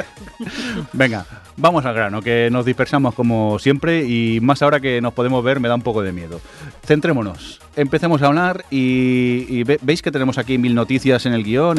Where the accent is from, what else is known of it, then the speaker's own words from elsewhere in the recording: Barcelona, Catalonia, Spain; los que somos de Barcelona